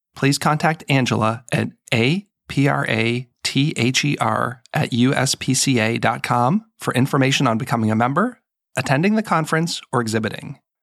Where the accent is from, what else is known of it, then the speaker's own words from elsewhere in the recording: New England, United States; moved away as an adult; also born or lived in Seattle; I grew up in New England